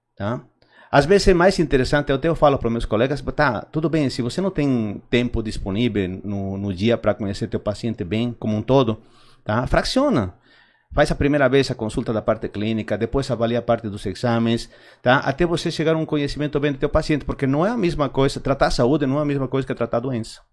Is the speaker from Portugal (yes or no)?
no; Argentina; Portuguese is a second language; moved away as an adult; also born or lived in Bolivia; now in Brazil; Eu nasci originalmente na Bolívia, mas pequeno fui para Argentina, é, comecei a faculdade lá, tá? Eh, daí eu vim o Brasil, 96, 97